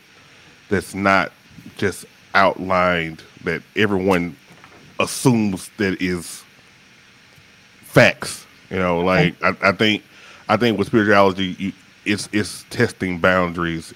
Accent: Shreveport, Louisiana, United States; also born or lived in Atlanta metro area; now in Atlanta, United States; I'm originally from the medium-sized city, not the big city, the medium-sized city of Shreveport, Louisiana

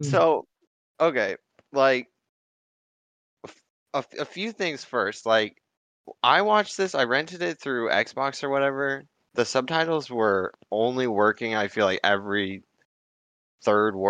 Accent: United States; I'm an American

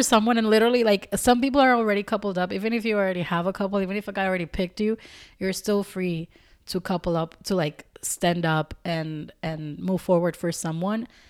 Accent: Dominican Republic; I'm not from Puerto Rico, but they're my neighbors. I'm Dominican

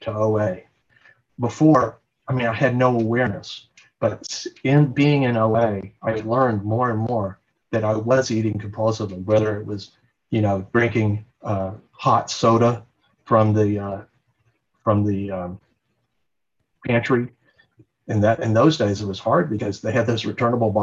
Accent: Dallas, Texas, United States; moved away as an adult; also born or lived in Oregon; I grew up in Dallas, Texas

